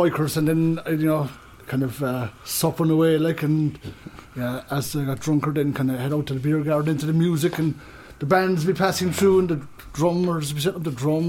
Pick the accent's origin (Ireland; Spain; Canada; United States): Ireland; Ballymacoda, Munster; I'm from Ballyquinn, Ballymacoda, County Cork.